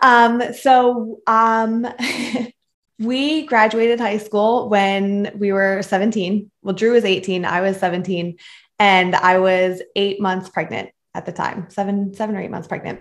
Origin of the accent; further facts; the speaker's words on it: Philadelphia, Pennsylvania, United States; So I was born and raised in Philadelphia, Pennsylvania, um, Northeast Philly